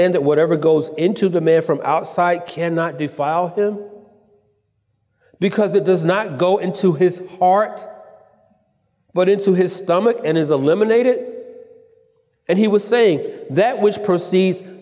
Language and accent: English; Atlanta, Georgia, United States; moved away as an adult; now in California, United States; I'm originally from Atlanta